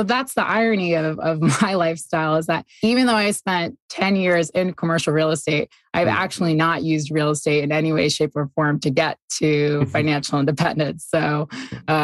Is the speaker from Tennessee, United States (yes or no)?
no; New York, United States; also born or lived in Boston / Singapore; now in Ogden, Utah, United States